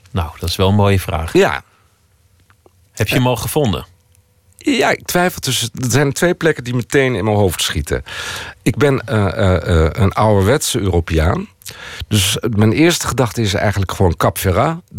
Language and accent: Dutch; Netherlands; Ik ben helemaal niet van hier. Ik ben van Nederland.